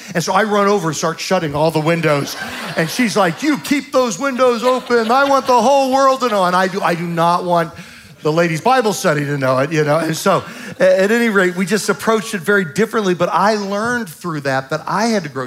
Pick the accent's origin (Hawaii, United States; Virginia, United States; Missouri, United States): Virginia, United States; Southern; I'm from Southern Virginia